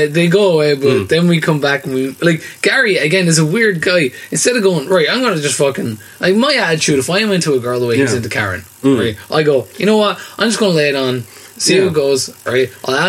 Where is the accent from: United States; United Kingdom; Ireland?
Ireland; Enniscorthy, Leinster; I'm from Enniscorthy.